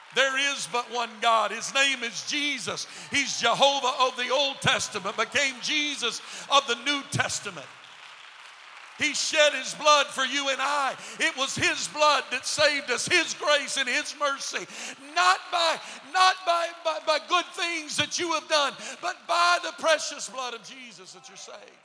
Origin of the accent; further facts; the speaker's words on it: Texas, United States; moved away; I was raised in Texas